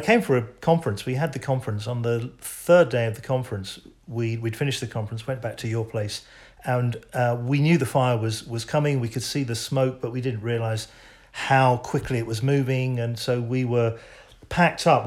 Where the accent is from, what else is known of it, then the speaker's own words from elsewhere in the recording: England, United Kingdom; as an Englishman